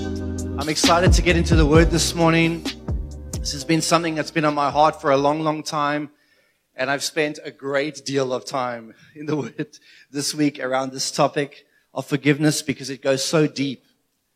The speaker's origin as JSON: {"language": "English", "country": "South Africa", "said": "as a South African"}